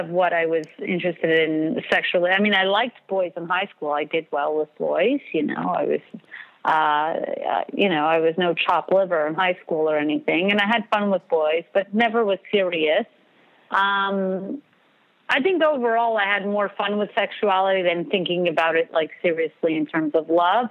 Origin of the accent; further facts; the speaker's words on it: New York City, New York, United States; now in Montreal, Canada; I was born in Crown Heights, Brooklyn, New York